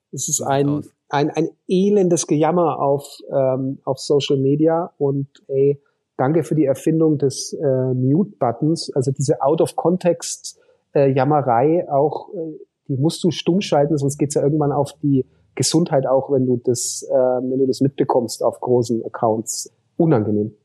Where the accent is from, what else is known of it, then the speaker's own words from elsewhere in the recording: Hof, Bavaria, Germany; Also meine Schwester ist seit letzten März äh, Oberbürgermeisterin äh, in meiner Heimatstadt